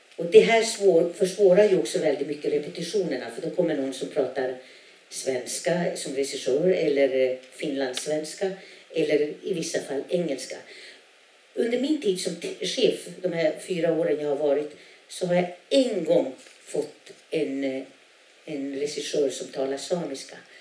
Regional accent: a small community in northern Norrbotten, Norrbotten County, Sweden; first language Sami; Swedish is a second language; Jag kommer ifrån ett, en litet, ett litet samhälle i norra Norrbotten där 90 procent är samer, 10 procent är svenskar

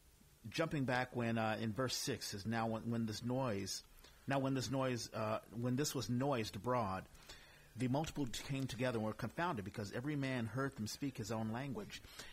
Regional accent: East Coast, United States; moved away; also born or lived in Texas; I was born in Texas, but I'm really from the East Coast. I'm black.

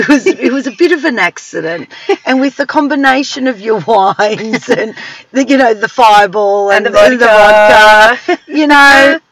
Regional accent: South Yarra, Victoria, Australia; I was from South Yarra.

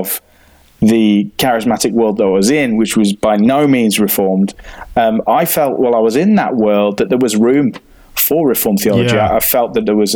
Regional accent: United Kingdom; as a British man

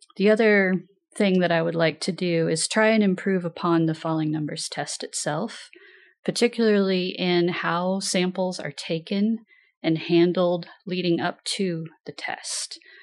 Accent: Pendleton, Oregon, United States; also born or lived in Washington; I'm originally from Pendleton, Oregon

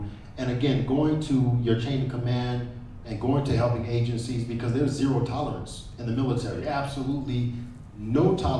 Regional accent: United States; because I grew up in the Army, my father had joined the Army as 18, 19 years old, out of New York, got stationed at Fort Jackson in Columbia, South Carolina.

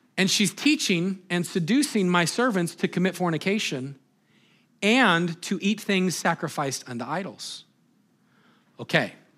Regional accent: Moses Lake, Washington, United States; I'd say, Moses Lake

